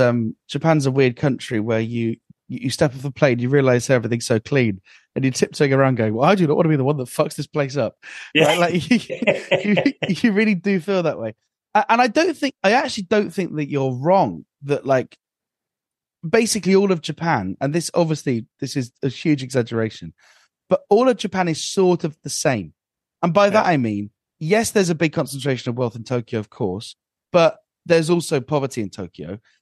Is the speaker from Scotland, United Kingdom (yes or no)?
yes; Aberdeen, Scotland, United Kingdom; Well, originally Aberdeen, but actually I'm... that doesn't work.